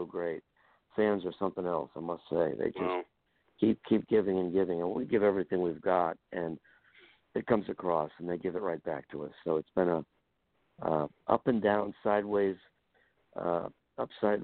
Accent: Buffalo, New York, United States; I grew up in Buffalo, New York

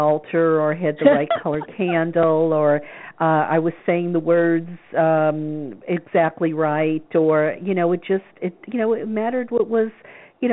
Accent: the South, United States; I grew up in the South

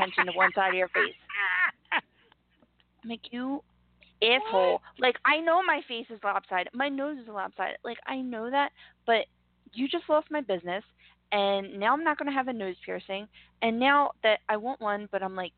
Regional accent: Philadelphia, Pennsylvania, United States; we're from Philly

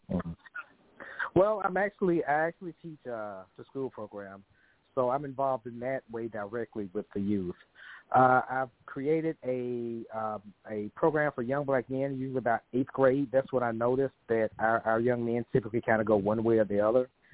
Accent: Memphis, Tennessee, United States; moved away as an adult; now in Dallas, United States; I'm originally from Memphis. I uh, lived there the first 30 years of my life

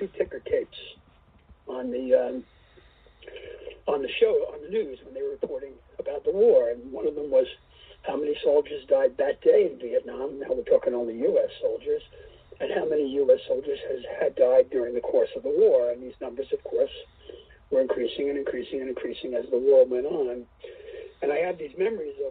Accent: New York City, New York, United States; I grew up in New York City, not in Manhattan, but in the Bronx and Queens

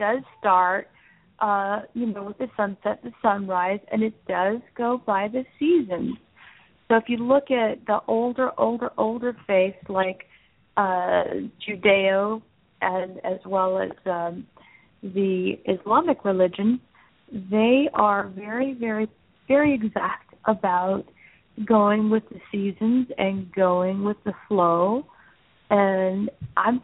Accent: Southwest, United States; moved away; I'm also originally from the Southwest

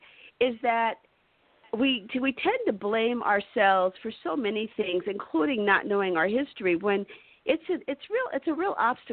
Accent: New York City, New York, United States; I grew up in Harlem, which is a great place to be.

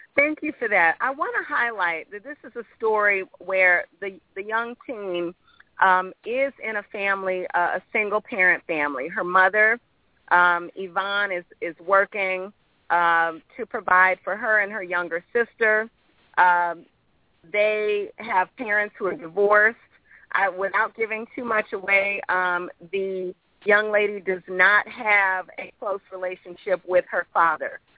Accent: St. Louis, Missouri, United States; also born or lived in Brooklyn, New York / Queens, New York; now in New York, United States; I grew up in St. Louis.

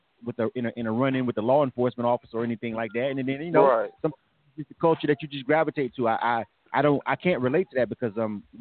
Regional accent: the South, United States; now in Atlanta, United States; I'm from the South

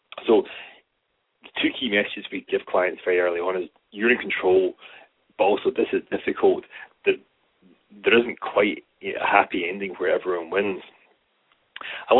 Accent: Scotland, United Kingdom; accent: Scottish; speaking as a Scotsman

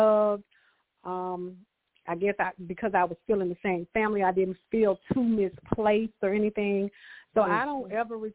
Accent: Augusta, Georgia, United States; also born or lived in Stapleton, Georgia; I was born and raised in Augusta, Georgia

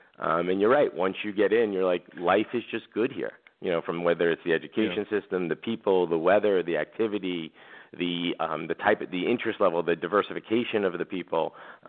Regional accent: East Coast, United States; moved away as an adult; now in Manhattan Beach, United States; I grew up on the East Coast.

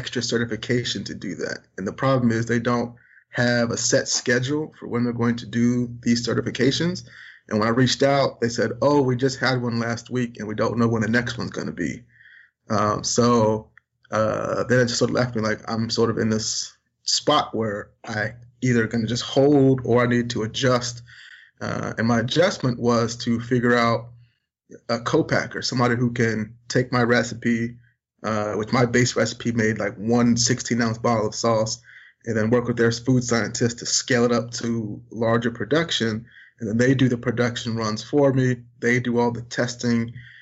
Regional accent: Richmond, Virginia, United States; Growing up in Richmond, Virginia, where there's not a lot of barbecue

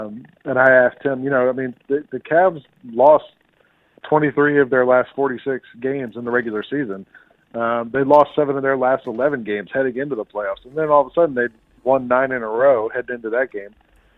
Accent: Atlanta, Georgia, United States; I grew up in Atlanta

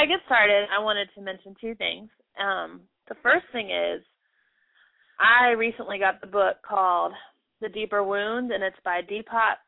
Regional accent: United States; I'm an American

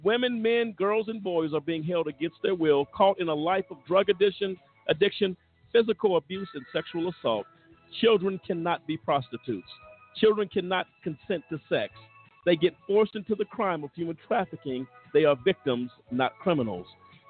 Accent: Houston, Texas, United States; Unfortunately, my hometown of Houston is one of the hubs for human trafficking because of its proximity to the border, major interstates, airports, and ports.

